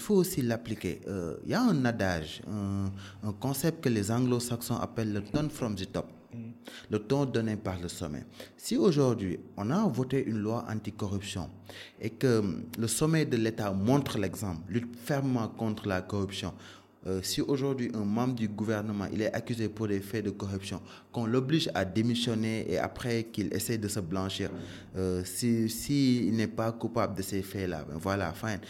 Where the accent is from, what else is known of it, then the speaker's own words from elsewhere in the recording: Dakar, Senegal; also born or lived in Canada; j'ai grandi à Dakar